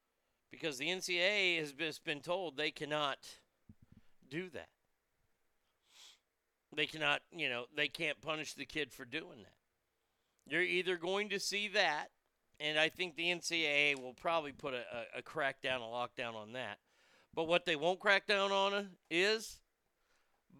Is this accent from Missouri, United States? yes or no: no; Texas, United States; here in my home state of Texas, right in my backyard